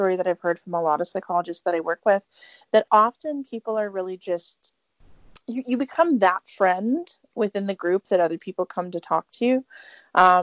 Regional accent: Canada; also born or lived in Edmonton, Alberta; I am a Canadian. I practice in Edmonton, Alberta

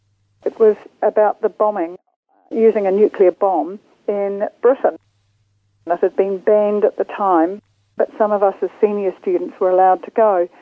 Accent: Hamilton, Waikato, New Zealand; moved away as an adult; now in Christchurch, New Zealand; I grew up in Hamilton in the 1950s, and in the 60s went through Hamilton Girls High School.

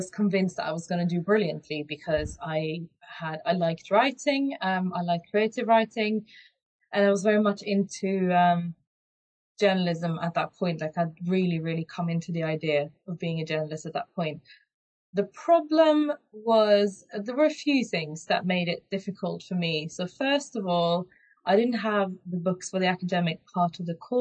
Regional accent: Norway; moved away as an adult; also born or lived in Edinburgh, Scotland; I'm from Norway

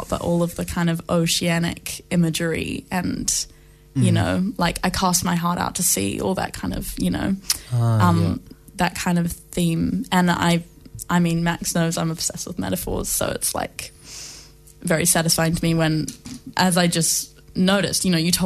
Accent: Blenheim, Marlborough, New Zealand; moved away; also born or lived in London; I grew up just outside Blenheim

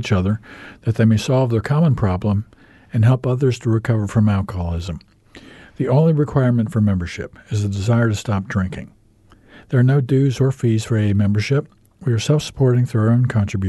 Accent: United States; accent: American; moved away as an adult; also born or lived in New Zealand; now in Christchurch, New Zealand; I'm American. You can tell by my accent, but been in New Zealand now for 10 years

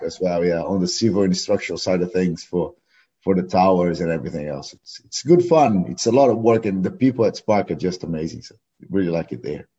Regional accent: Porto Alegre, Rio Grande do Sul, Brazil; English is a second language; also born or lived in Canoas; now in New Zealand; I was born in Porto Alegre

